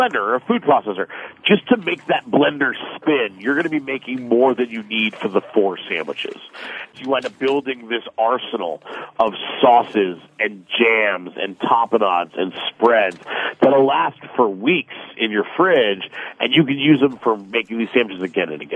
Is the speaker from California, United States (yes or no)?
yes; Los Angeles, California, United States; I'm from Los Angeles